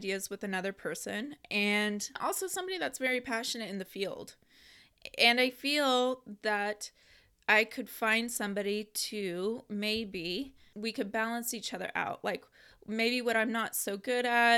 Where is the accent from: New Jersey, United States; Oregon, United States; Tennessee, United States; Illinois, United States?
Oregon, United States; Portland; you're almost a native, which I am too